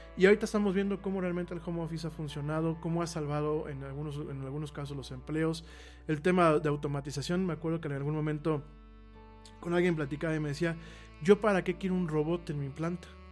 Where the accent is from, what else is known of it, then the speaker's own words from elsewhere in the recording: Mexico; a los mexicanos nos ha faltado un poco eso